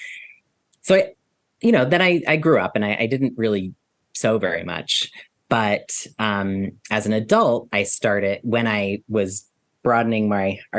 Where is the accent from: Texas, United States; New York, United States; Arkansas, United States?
New York, United States; New York City; I grew up in New York City. I spend most of my time in New York City